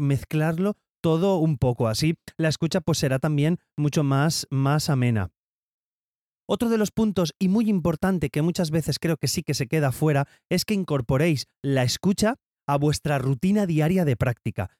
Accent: Valencia, Valencian Community, Spain; soy de Valencia

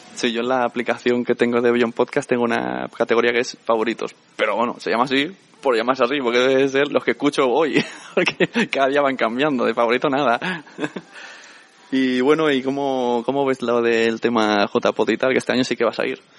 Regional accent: Catalonia, Spain; soy catalán

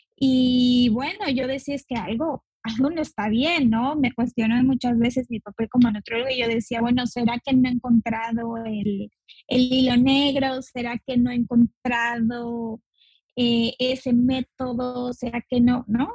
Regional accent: Mexico; also born or lived in Yucatán Peninsula; Yo soy de México, y vivo en la península de Yucatán

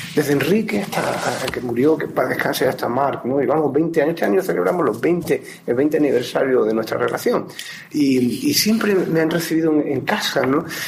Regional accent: Málaga, Andalusia, Spain; moved away; nacimos en Málaga, efectivamente, eso es así, nadie lo puede evitar. Mm, nos fuimos de Málaga también a unas edades más o menos parecidas

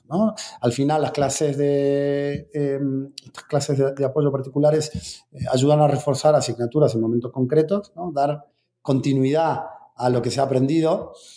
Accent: Argentina; soy argentino

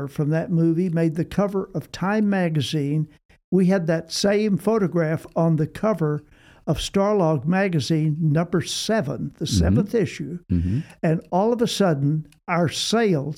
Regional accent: Austin, Texas, United States; I was from Austin

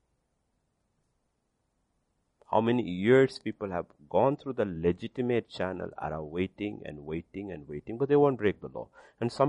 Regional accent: India; my citizenship is India

